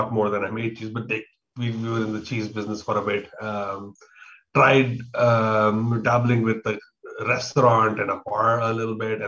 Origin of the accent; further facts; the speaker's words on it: Bangalore, Karnataka, India; now in Taiwan; I am from India, from Bangalore, India, down south